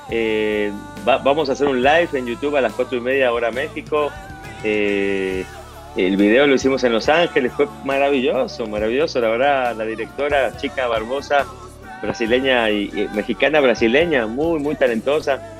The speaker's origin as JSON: {"language": "Spanish", "country": "Argentina", "tie": "born there", "said": "yo nací en Argentina, pero también soy mexicano"}